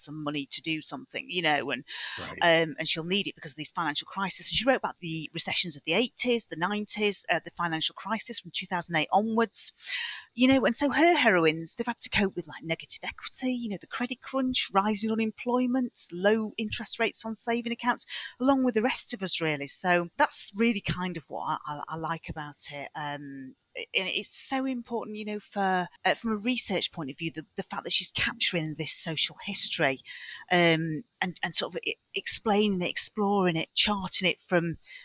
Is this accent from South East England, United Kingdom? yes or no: no; Manchester, North West England, United Kingdom; moved away; I come from Manchester originally.